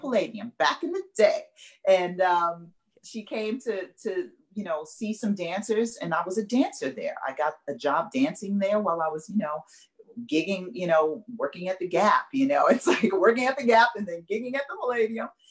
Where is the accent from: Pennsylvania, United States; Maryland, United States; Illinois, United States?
Illinois, United States; Chicago; moved away as an adult; now in Los Angeles, United States; I'm from Chicago, born and raised, the west side of Chicago.